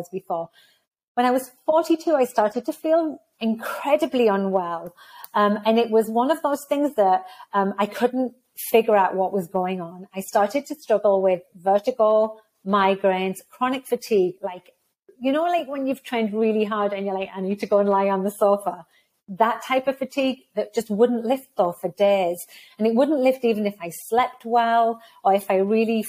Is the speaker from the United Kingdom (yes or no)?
yes; United Kingdom; moved away as an adult; also born or lived in United States / Texas, United States; now in Canada; I left the UK because I'm not Canadian. Well, I actually am Canadian. I left the UK, moved to the US for 2 years, moved to Canada for 15 years when I became a Canadian